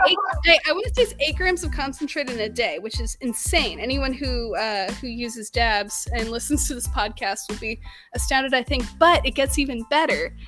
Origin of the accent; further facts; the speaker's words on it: Southern California, United States; growing up in Southern California